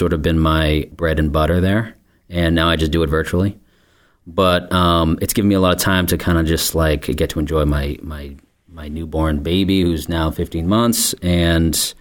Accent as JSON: {"language": "English", "town": "Scituate", "region": "Massachusetts", "country": "United States", "tie": "born or raised there", "also_born_or_lived": "Portland, Maine", "lives_now": "Marshfield, United States", "said": "I grew up in Scituate, and I live here in Marshfield"}